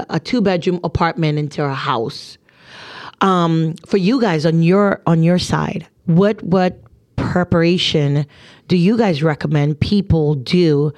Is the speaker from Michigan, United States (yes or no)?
no; New Jersey, United States; I'm from Jersey